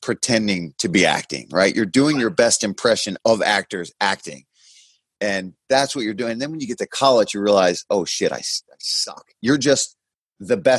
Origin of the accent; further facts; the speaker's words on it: Philadelphia, Pennsylvania, United States; I was from Philly, right, and grew up in South Philly